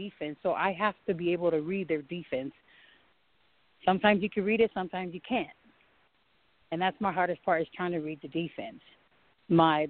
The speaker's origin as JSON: {"language": "English", "country": "Samoa", "tie": "born or raised there", "also_born_or_lived": "Washington / Virginia", "moved": "as an adult", "lives_now": "Colorado, United States", "said": "I was born and raised back home in Samoa"}